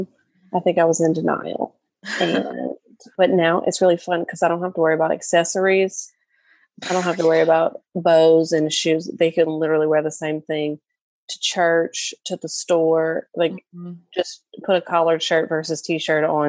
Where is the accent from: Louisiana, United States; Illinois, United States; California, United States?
Louisiana, United States; I am from Louisiana